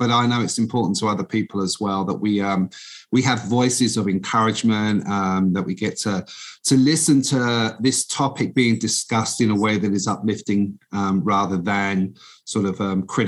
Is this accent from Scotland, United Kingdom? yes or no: no; London, United Kingdom; moved away as an adult; now in United States; I'm originally I'm British. I grew up in the East End of London